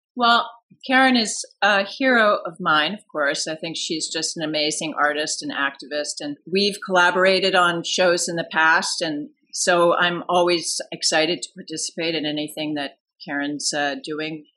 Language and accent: English; Washington, District of Columbia, United States; moved away; I grew up in Washington D.C., outside of Washington D.C.